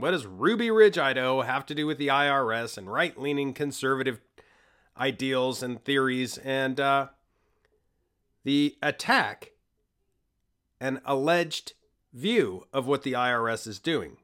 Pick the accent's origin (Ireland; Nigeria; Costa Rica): Costa Rica; I am from Costa Rica. I was born in Costa Rica